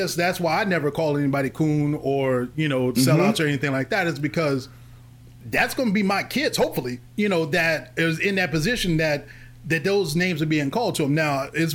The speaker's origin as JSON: {"language": "English", "town": "Forest Park", "region": "Ohio", "country": "United States", "tie": "born or raised there", "also_born_or_lived": "Louisville, Kentucky", "said": "we're all from Forest Park. It's a technically a suburb. Town, town or in Cincinnati, right."}